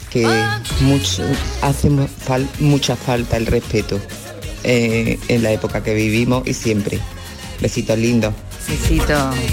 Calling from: Córdoba, Andalusia, Spain; de Córdoba.

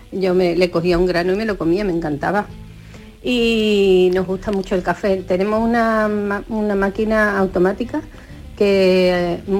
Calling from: Almería, Andalusia, Spain; Buenos días … de Almería.

